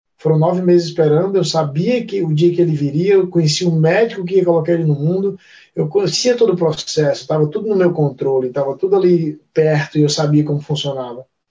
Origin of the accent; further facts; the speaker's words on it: Brazil; moved away as an adult; now in New Zealand; no meu perfil de atleta tá que eu sou brasileiro